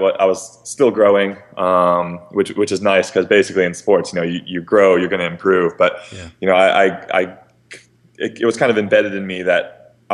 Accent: Bremerton, Washington, United States; now in Bay Area, United States; I grew up in Bremerton

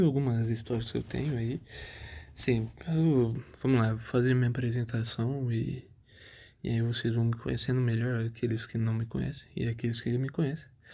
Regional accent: Tupã, São Paulo, Brazil; also born or lived in São José do Rio Preto; Eu, eu sou nascido em São José do Rio Preto, Hoje é um, uma coisa diferente, né? Porque hoje eu moro em Tupã, uma cidade

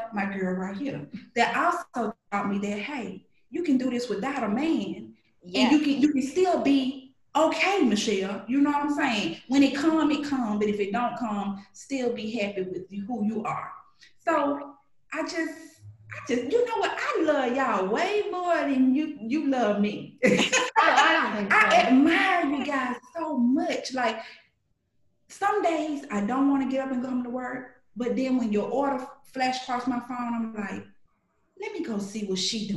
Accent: Birmingham, Alabama, United States; also born or lived in Alexander City, Alabama; I grew up in Birmingham, Alabama, but I'm a country girl. I was born in Alexander City.

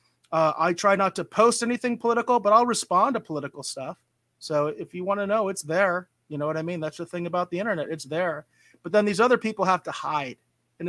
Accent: Arizona, United States; we're all from Arizona

